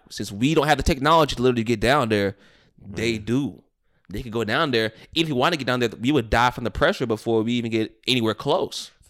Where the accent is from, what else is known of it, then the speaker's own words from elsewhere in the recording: Florida, United States; I'm from Florida.